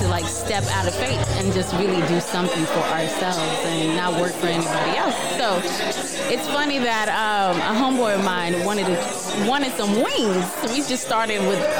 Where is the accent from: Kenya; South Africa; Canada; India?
Kenya; moved away; Let me bring my accent. I'm from Kenya.